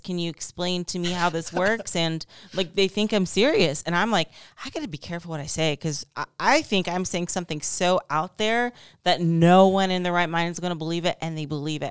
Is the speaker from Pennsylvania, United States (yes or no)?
no; Ohio, United States; now in Las Vegas, United States; I'm from Ohio